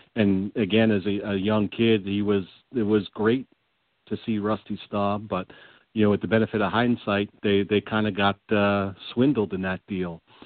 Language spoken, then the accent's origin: English; New York, United States; as a New Yorker